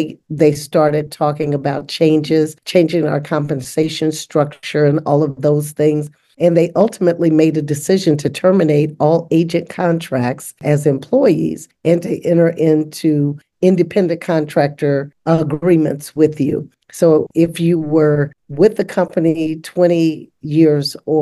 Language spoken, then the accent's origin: English; West Virginia, United States; moved away as an adult; now in Columbus, United States; I grew up in segregation in West Virginia